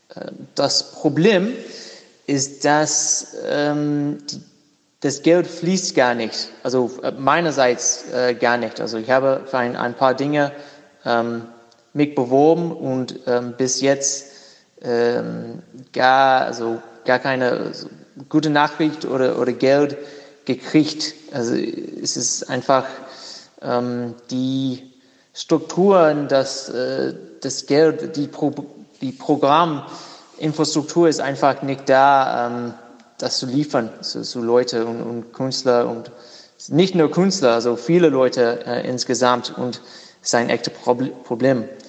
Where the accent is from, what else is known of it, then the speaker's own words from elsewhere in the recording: Durham, North Carolina, United States; German is a second language; ich habe ein Atelier in meiner Heimat, äh, Durham, North Carolina